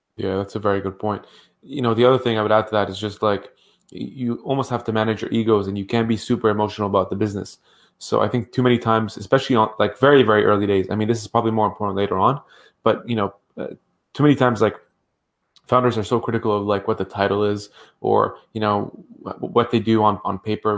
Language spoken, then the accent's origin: English; Ottawa, Ontario, Canada; I grew up in Ottawa